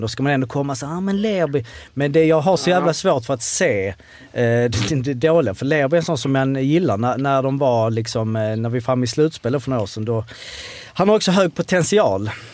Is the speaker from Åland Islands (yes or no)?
no; Malmö, Skåne, Sweden; vi är ändå från Malmö